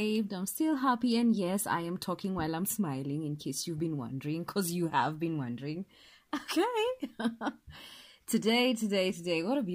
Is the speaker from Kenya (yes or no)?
yes; Kenya; I'm Kenyan